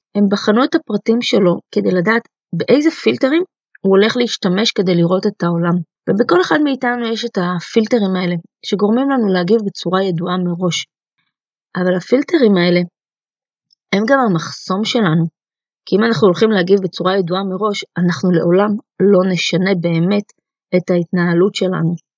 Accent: Israel; first language Russian; also born or lived in Soviet Union; עליתי לארץ אה, בגיל חצי שנה עם ההורים שלי מברית המועצות לשעבר, ומן הסתם השפה שדיברו בבית הייתה רוסית

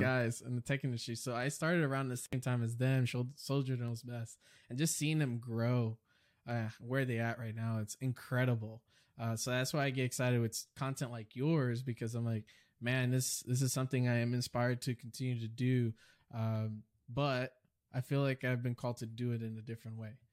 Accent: New York City, New York, United States; moved away; I was raised in New York City all my life

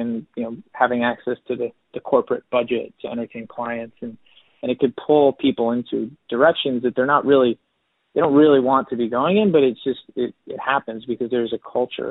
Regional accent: New Jersey, United States; I'm from New Jersey

